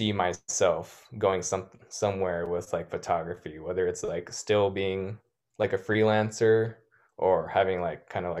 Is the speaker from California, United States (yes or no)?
yes; National City, California, United States; I remember growing up in National City in South San Diego